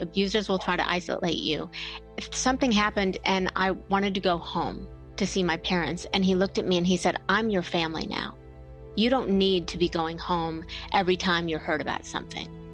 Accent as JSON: {"language": "English", "town": "Bellevue", "region": "Ohio", "country": "United States", "tie": "born or raised there", "said": "I grew up in Bellevue, Ohio, which is a tiny little town smack between Toledo and Cleveland"}